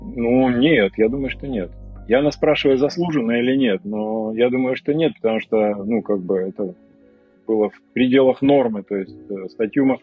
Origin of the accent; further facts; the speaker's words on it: Kamchatka Krai, Russia; moved away as an adult; also born or lived in Sevastopol / Saint Petersburg; Родился в Севастополе, а, потом уехал на Камчатку в возрасте 4 лет. Жил на Камчатке до окончания школы, периодически выезжая оттуда.